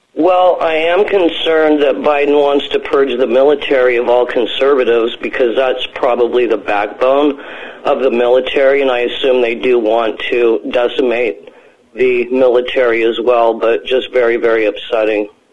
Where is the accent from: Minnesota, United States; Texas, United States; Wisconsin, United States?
Wisconsin, United States; I'm from Wisconsin